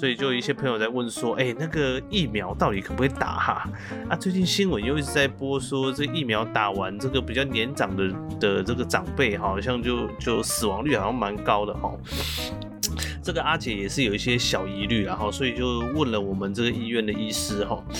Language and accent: Chinese; Chiayi, Chiayi City, Taiwan; 其实因为我的邻居呢，他们全部都是讲台语。很妙哦，我在这个算是嘉义市都市长大，但是我的邻居全部都讲台语。